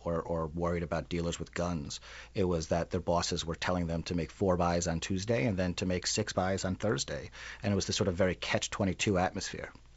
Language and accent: English; New York City, New York, United States; now in Minneapolis, United States; I'm from Queens. Yeah. And grew up there